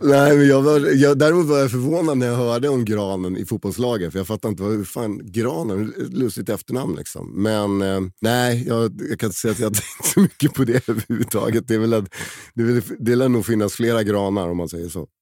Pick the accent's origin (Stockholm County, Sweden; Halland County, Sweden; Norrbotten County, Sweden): Stockholm County, Sweden; Stockholm; also born or lived in Åre; när jag växte upp på Söder.